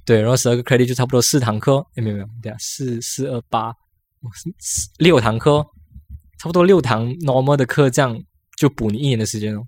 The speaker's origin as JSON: {"language": "Chinese", "country": "Malaysia", "moved": "as an adult", "lives_now": "Taiwan", "said": "我们马来西亚人"}